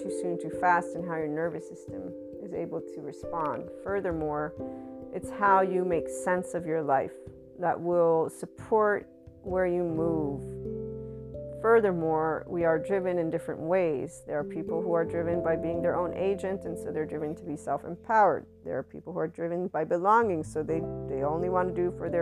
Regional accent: United States; I'm an American Italian white woman

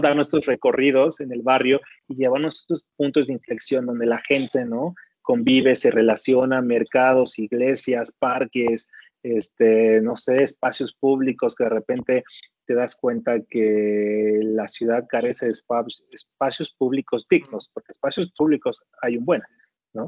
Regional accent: Ecatepec de Morelos, State of Mexico, Mexico; moved away; Ciudad Azteca es la colonia donde nací, donde mis papás se conocieron

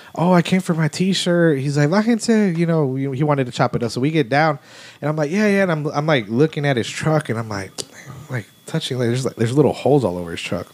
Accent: Houston, Texas, United States; growing up in Houston, which was like you know yeah, gangbangers and stuff like

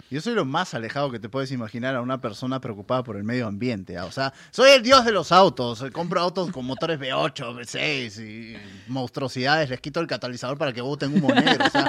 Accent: Peru; yo soy del majestuoso Perú

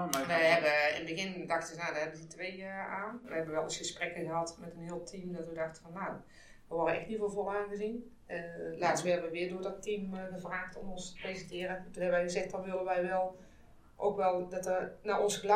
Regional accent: Austria; Ik ben in Oostenrijk geboren en getogen.

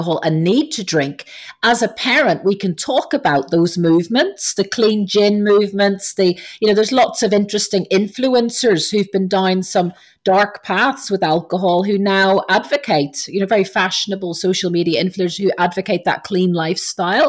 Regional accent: Ireland; growing up in Ireland as a teenager

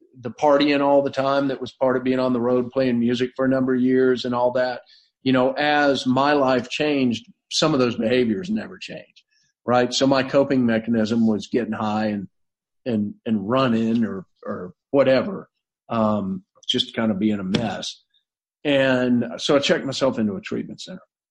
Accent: North Florida, United States; I grew up in a big family in North Florida that had been there since the mid 1800s

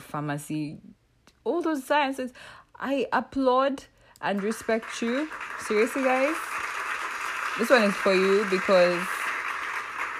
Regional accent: Uganda; I was born and raised in East Africa. I mean, the motherland is actually Uganda.

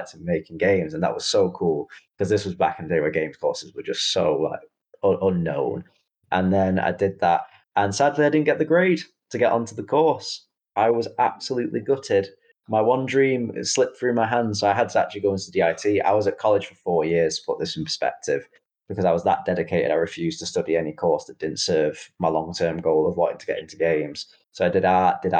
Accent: Manchester, North West England, United Kingdom; accent: Mancunian; also born or lived in India; I was actually born in India, but then brought over to the UK at a very young age in Manchester, hence why I've got the proud Mancunian accent. It was practically born into me there and then, but that's my kind of original origins. And I've always grown up in Manchester

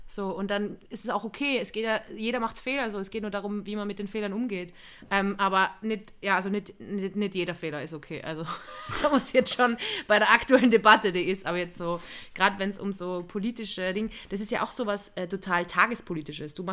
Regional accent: Austria; Ich bin Österreicherin

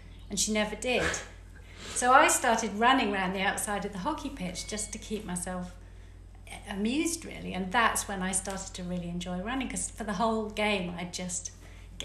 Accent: Devon, South West England, United Kingdom; I grew up in Devon

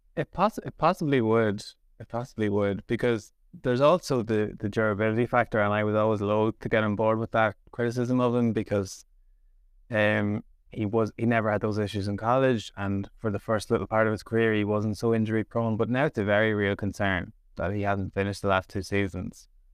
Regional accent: Dundalk, Leinster, Ireland; I'm from Dundalk

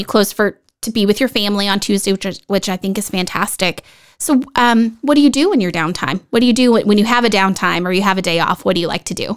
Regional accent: Dallas Fort Worth area, Texas, United States; now in Vista, United States; I'm originally from the Dallas Fort Worth area

